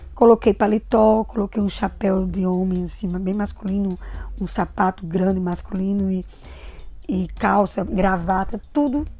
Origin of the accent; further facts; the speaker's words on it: Natal, Rio Grande do Norte, Brazil; also born or lived in Angicos; nasci em Angicos e me criei em Natal, no Rio Grande do Norte